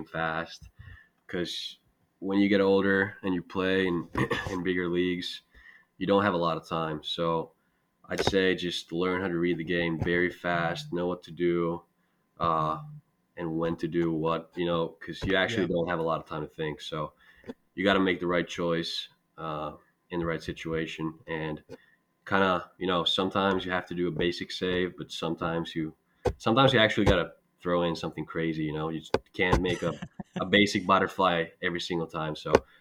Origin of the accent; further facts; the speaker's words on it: Espoo, Uusimaa, Finland; moved away as an adult; also born or lived in Turku, Finland / Amherst, Massachusetts, United States; back in Espoo, my hometown in Finland